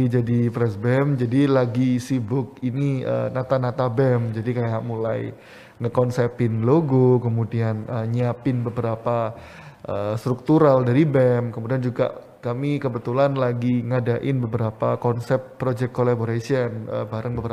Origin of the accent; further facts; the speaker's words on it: Malang, East Java, Indonesia; kalau untuk tempat asalku, aku dari Malang, jadi nggak asli Surabaya ya.